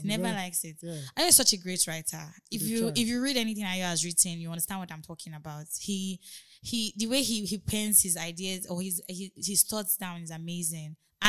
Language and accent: English; Nigeria; we're Nigerian bands